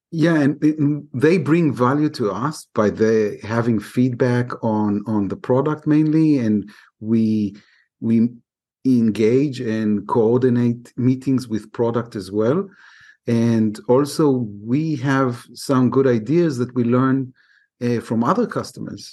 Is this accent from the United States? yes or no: no; Israel; I'm from Israel